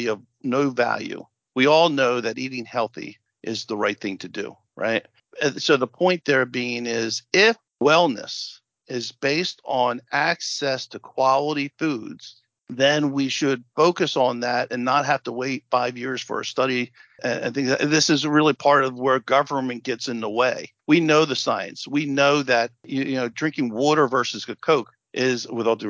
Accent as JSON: {"language": "English", "region": "New Jersey", "country": "United States", "said": "we're both from Jersey"}